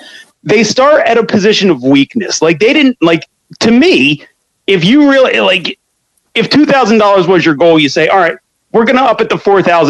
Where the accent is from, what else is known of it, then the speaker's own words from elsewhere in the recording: Scranton, Pennsylvania, United States; When I was growing up in Scranton, we would fight.